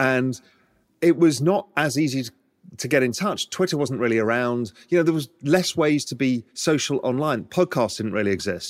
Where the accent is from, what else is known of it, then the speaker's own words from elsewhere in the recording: England, United Kingdom; now in Cayman Islands; I'm English